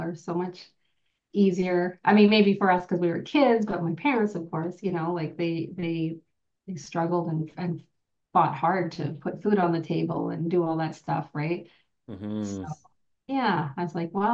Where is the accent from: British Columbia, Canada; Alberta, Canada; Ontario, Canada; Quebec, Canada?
British Columbia, Canada; Merritt; now in Okanagan, Canada; I'm originally from Merritt, BC. I'm from a small band called Nooaitch